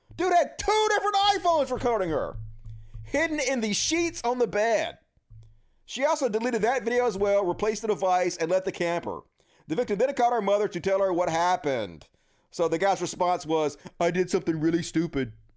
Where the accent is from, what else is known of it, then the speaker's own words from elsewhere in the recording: Mississippi, United States; I'm from Mississippi